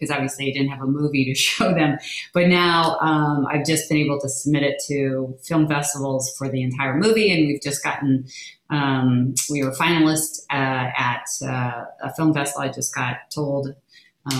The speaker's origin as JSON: {"language": "English", "town": "Los Angeles", "region": "California", "country": "United States", "tie": "born or raised there", "also_born_or_lived": "Eau Claire, Wisconsin", "said": "I grew up in Southern California, so right outside of LA. I was a Valley girl"}